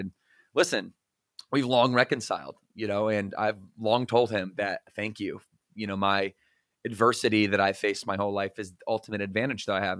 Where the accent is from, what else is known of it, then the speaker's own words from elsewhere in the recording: Battle Creek, Michigan, United States; moved away as an adult; also born or lived in Southwest Florida; now in Charlotte, United States; we're from Battle Creek, Michigan, where we were born and raised together